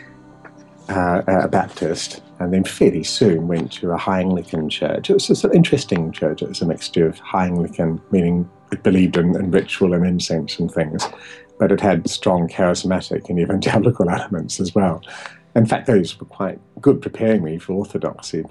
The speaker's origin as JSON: {"language": "English", "country": "New Zealand", "tie": "born or raised there", "moved": "as an adult", "lives_now": "England", "said": "I was raised in New Zealand, but born in England."}